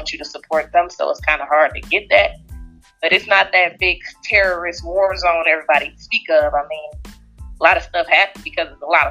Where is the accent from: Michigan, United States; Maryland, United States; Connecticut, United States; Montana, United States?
Michigan, United States; Detroit; I come from Detroit, Michigan. I'm 25